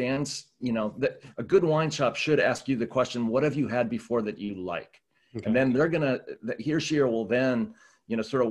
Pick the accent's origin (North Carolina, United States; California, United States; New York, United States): California, United States; Southern; I grew up in Southern California